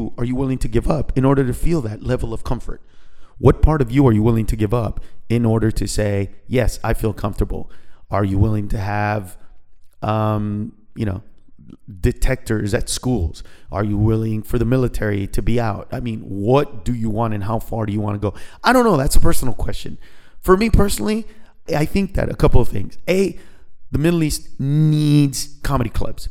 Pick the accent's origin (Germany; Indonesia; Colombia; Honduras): Honduras; now in United States; Honduras, the country that I was born